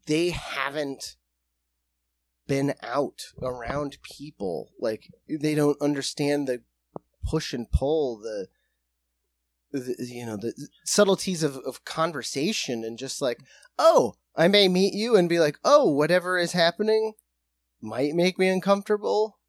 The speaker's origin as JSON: {"language": "English", "region": "South Dakota", "country": "United States", "said": "We are from South Dakota"}